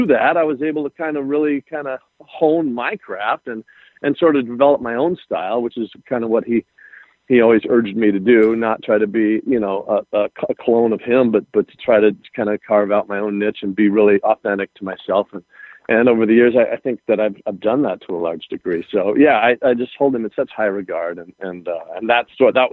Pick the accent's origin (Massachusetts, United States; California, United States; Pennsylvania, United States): California, United States; Los Angeles; moved away; also born or lived in Hong Kong; When I was two, he got transferred out to Burbank Studios in Los Angeles. And so then I grew up in Los Angeles. So I'm a Cali boy